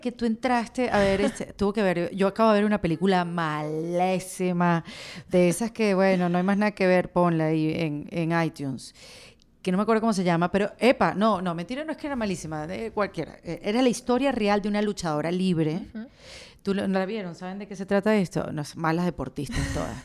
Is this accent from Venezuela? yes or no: yes; Venezuela; somos venezolanos